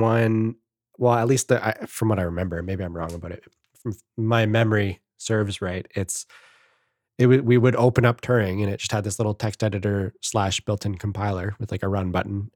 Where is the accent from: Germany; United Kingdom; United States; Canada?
Canada; I'm the Canadian